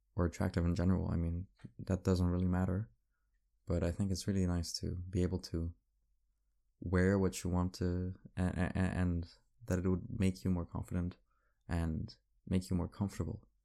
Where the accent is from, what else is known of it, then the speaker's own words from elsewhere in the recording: Paris, Île-de-France, France; I grew up in Paris. This is, this is my city